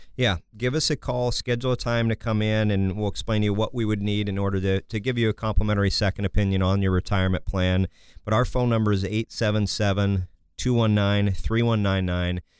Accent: Kansas, United States; I'm from Kansas

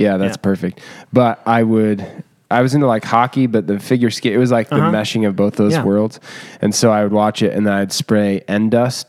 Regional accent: Mundelein, Illinois, United States; So I grew up in Mundelein, which is like 45 minutes maybe outside the city.

